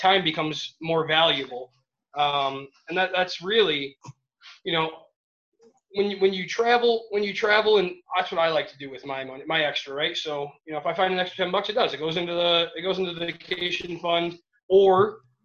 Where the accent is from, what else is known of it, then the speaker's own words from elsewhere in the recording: Michigan, United States; I'm from Michigan